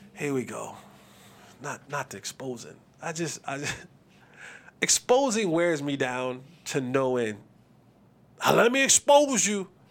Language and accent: English; New Jersey, United States; I'm from New Jersey